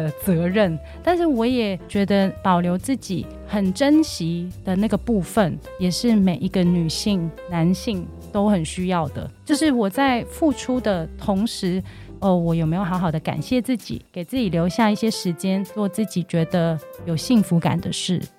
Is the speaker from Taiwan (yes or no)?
no; Hong Kong; 我现在是全职妈妈，我有两个男孩，一个五岁，一个九岁。那我是香港人，